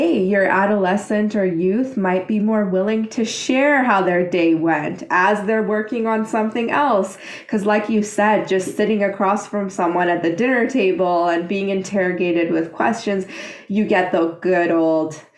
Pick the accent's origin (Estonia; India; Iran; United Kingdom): Iran; in my country, I'm from Iran